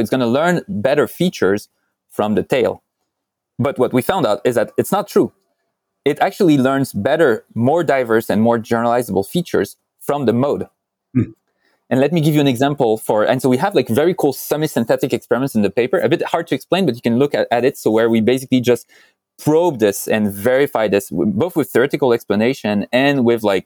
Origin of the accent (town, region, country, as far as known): France; moved away